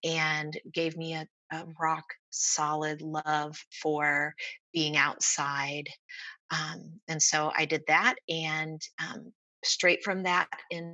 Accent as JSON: {"language": "English", "town": "Springfield", "region": "Ohio", "country": "United States", "tie": "born or raised there", "moved": "as an adult", "lives_now": "Jefferson City area, Missouri, United States", "said": "I grew up in Ohio. I was born and raised there, and I came to Missouri in 1998"}